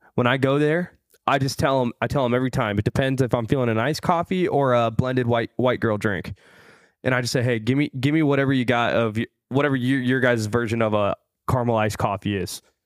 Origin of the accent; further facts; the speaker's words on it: Midwest, United States; I'm from the Midwest.